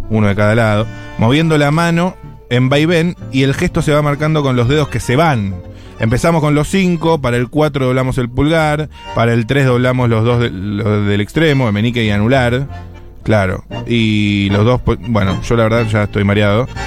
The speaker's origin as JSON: {"language": "Spanish", "country": "Argentina", "said": "No, yo como, como buen argentino, el 1 es el pulgar"}